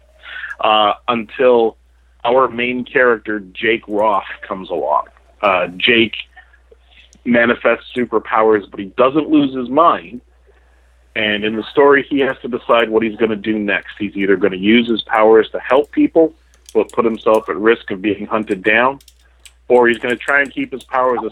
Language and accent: English; Toronto, Ontario, Canada; I'm from Toronto, the center, not just the most important city in Canada